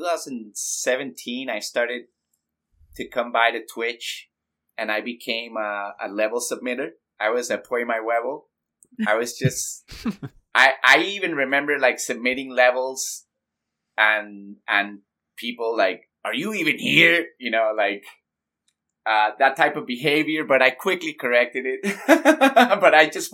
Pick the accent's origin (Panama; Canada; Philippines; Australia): Panama; I'm from Panama, Central America